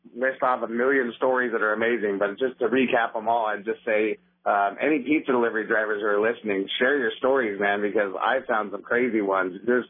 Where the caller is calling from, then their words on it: McMinnville, Oregon, United States; I actually wanted to call to let you know I'm driving out from McMinnville today because I'm actually registered in Clackamas County.